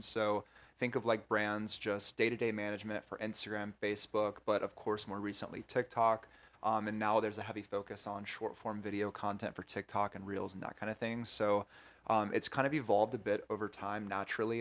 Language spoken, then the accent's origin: English; North Carolina, United States; moved away as an adult; now in California, United States; I'm from the Southeast originally in North Carolina